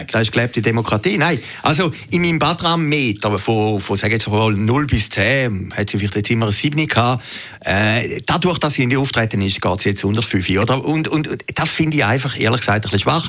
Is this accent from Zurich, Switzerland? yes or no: yes; Zürcher Weinland, Zurich, Switzerland; ich bin ja Zürcher Wieländer